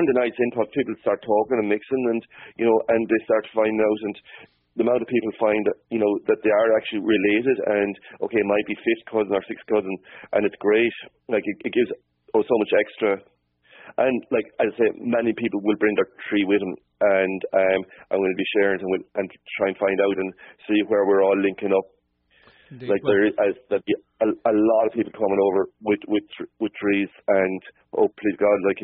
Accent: Cappoquin, Munster, Ireland; I was born like in Capoquin, which is about 10 miles from Dungarvan

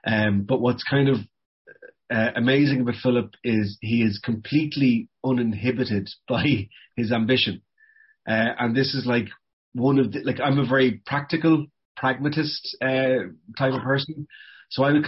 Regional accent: Cavan, County Cavan, Ireland; born or raised there; moved away

